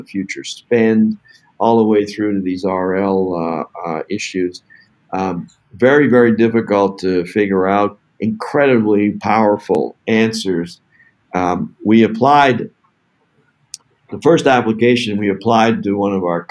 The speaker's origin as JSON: {"language": "English", "country": "Canada", "said": "I'm from Canada"}